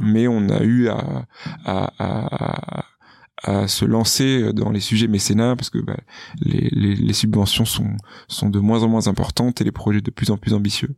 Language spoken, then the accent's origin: French; Bordeaux, Nouvelle-Aquitaine, France; moved away; also born or lived in Paris; je suis originaire de Bordeaux, où je suis né, où j'ai grandi, où j'ai fait une grande partie de ma scolarité